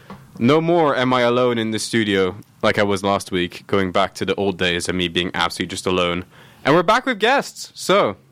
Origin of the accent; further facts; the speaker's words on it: Oman; only now can I give an actual answer of I grew up in Oman because my parents have actually settled there and are not going to leave and they're permanently settled.